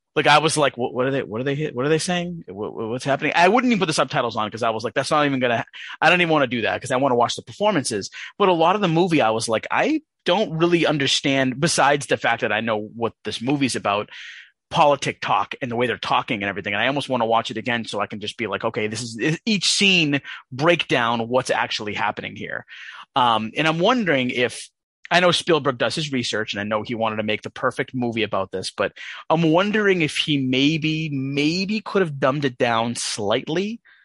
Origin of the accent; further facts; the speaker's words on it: United States; as an American person